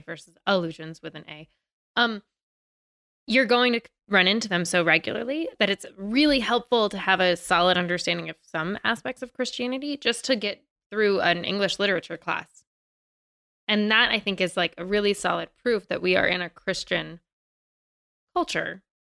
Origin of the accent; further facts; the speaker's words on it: Virginia, United States; I'm from Virginia